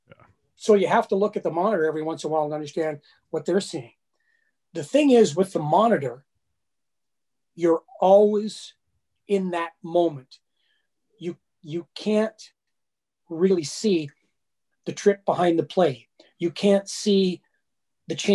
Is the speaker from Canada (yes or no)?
yes; Saskatoon, Saskatchewan, Canada; moved away; also born or lived in Calgary; I lived in Calgary, but I'm not from Calgary. I'm from Saskatoon. And I said, I'm from Saskatoon, Saskatchewan